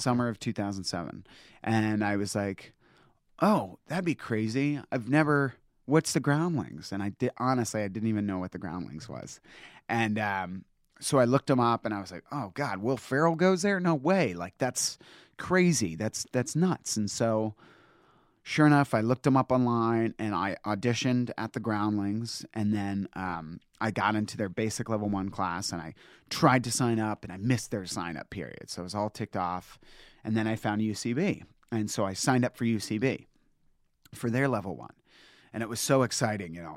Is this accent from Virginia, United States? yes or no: yes; Northern Virginia, United States; moved away; I'm from Northern Virginia